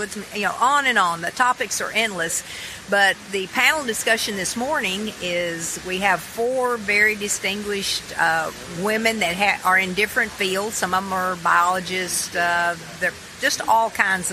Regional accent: Tennessee, United States; I am right here from Tennessee. I was born and raised, and I've traveled all over the world, and I've never found a place that I liked any better than Tennessee

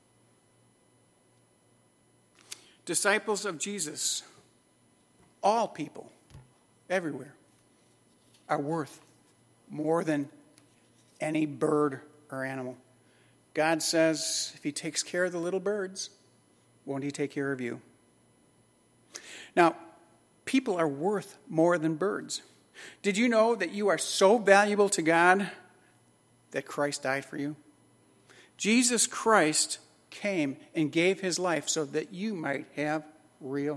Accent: Chicago, Illinois, United States; As a kid growing up in Chicago, I grew up in a lower middle class home in Chicago.

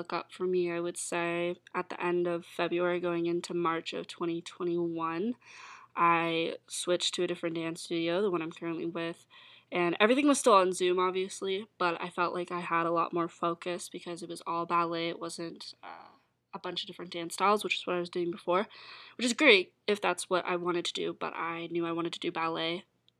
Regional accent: Calgary, Alberta, Canada; Ontario is where I moved to. I was moving from Alberta, and in Calgary, it was a lot more laid back and chill with the rules and restrictions for COVID.

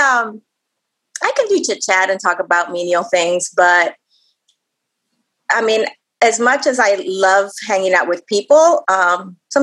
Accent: Puerto Rico; also born or lived in United States; I was born in the States, but grew up in Puerto Rico the second half of my life. So I'm definitely Puerto Rican is what I say

